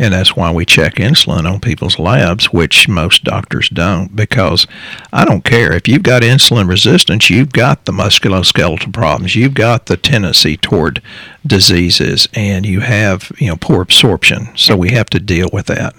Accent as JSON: {"language": "English", "region": "Texas", "country": "United States", "said": "we're from Texas, so that's a saying down here"}